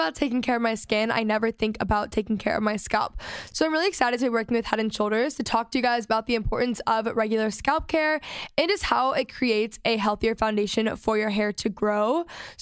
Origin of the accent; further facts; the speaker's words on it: Texas, United States; I'm from Texas.